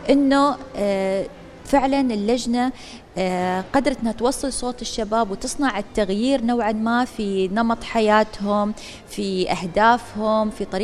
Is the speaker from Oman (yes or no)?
yes; Oman; منذ بداية الحراك الشبابي اللي صار عندنا في سلطنة عمان